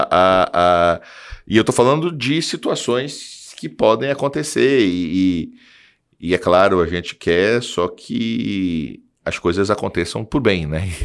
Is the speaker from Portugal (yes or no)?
no; Belém, Pará, Brazil; moved away; also born or lived in Maranhão; Eu nasci em Belém, por isso Paysandu.